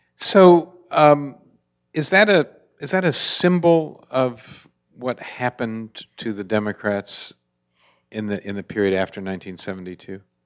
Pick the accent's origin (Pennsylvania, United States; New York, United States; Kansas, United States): Pennsylvania, United States; moved away; I'm originally from Pennsylvania.